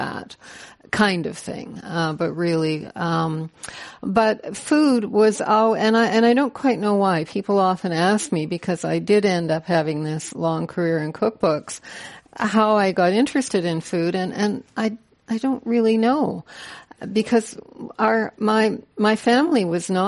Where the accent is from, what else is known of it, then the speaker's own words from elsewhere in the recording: Canada; I am a Canadian